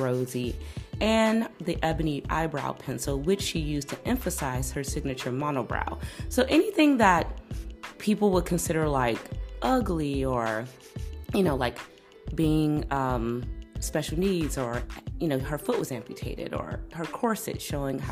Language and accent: English; Chicago, Illinois, United States; I'm from Chicago